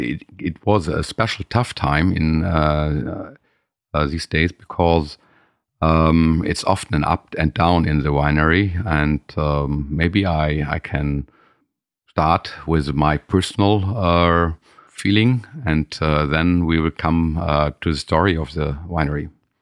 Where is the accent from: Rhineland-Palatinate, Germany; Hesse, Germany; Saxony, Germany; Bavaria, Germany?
Rhineland-Palatinate, Germany; Saarburg; English is a second language; In Saarburg. That's a pretty old town in the absolute western part of Germany, near the border of Luxembourg, you can see.